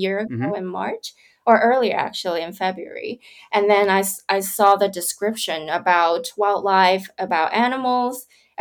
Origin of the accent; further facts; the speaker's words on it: Kowloon, Hong Kong; moved away; also born or lived in California; I grew up in Hong Kong on the Kowloon side. So my kindergarten to primary, secondary schools, I'm in Kowloon Town